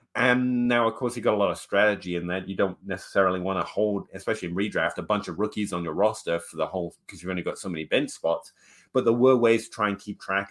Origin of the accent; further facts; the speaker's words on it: England, United Kingdom; I'm English